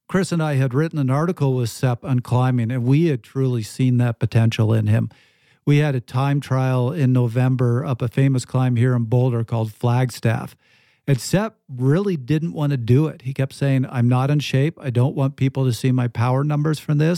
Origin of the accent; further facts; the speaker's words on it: Canada; I'm Canadian